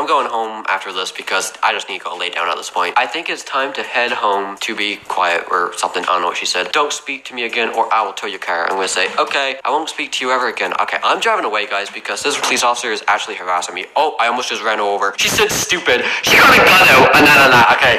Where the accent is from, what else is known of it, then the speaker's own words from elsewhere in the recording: Canada; I am sorry. I'm Canadian. I'm sorry, okay?